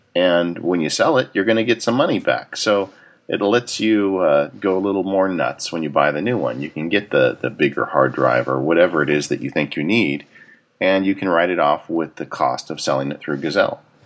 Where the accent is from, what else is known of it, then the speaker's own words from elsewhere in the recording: Southern California, United States; I grew up in Southern California